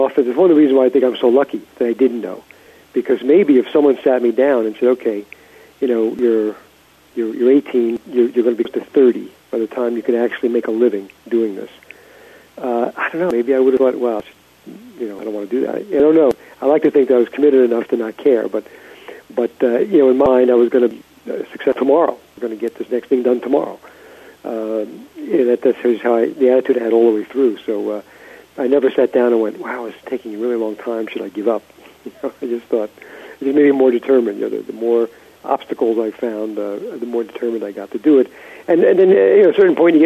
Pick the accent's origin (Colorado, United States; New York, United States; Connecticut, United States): New York, United States; New York City; I grew up in Brooklyn